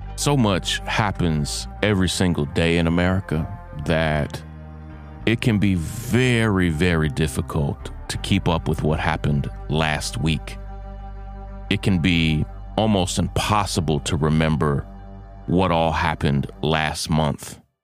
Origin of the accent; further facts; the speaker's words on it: United States; I'm an American